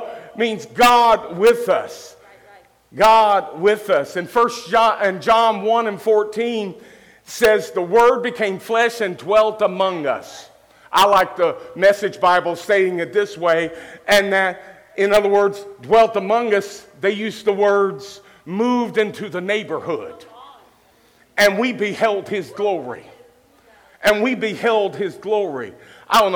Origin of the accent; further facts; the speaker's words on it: Louisville, Kentucky, United States; also born or lived in Cincinnati, Ohio; now in Gallipolis, United States; A boy that was raised a period of time in the projects in Louisville, Kentucky